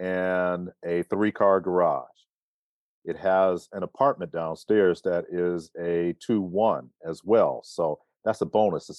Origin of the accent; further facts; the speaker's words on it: Cleveland, Ohio, United States; also born or lived in New York / Charlottesville; now in High Point, United States; Cleveland, Ohio, New York, Charlottesville, Virginia, and now High Point, North Carolina. Been here for the last 22 years.